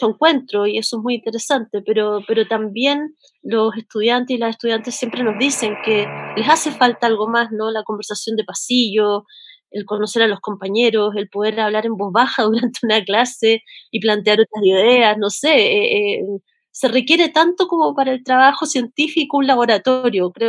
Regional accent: Santiago, Santiago Metropolitan Region, Chile; en mi país, donde estamos viviendo un estallido social y donde se están reconfigurando los imaginarios, ¿no? Estamos viendo sobre todo un estallido que tiene que ver con la relaboración de los signos y de los símbolos. Eh, hoy día la Plaza de la Dignidad en el centro de la ciudad

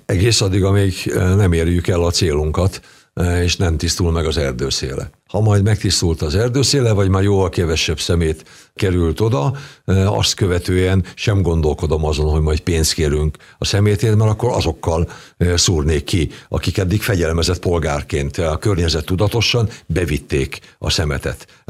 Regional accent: Nemesvid, Somogy, Hungary; also born or lived in Keszthely; now in Kaposvár, Hungary; nagymamánál nőttem fel, Szent Iván pusztán, Nemesvidon

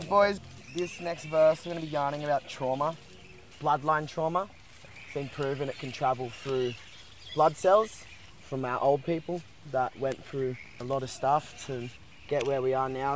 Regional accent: Byron Bay, New South Wales, Australia; growing up in Byron Bay and around the Shire

